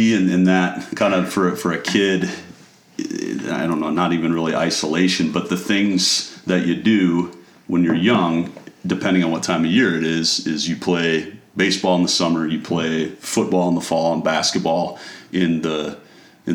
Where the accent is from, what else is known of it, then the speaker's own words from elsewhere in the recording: Emery, South Dakota, United States; So Emery, South Dakota is where we're from.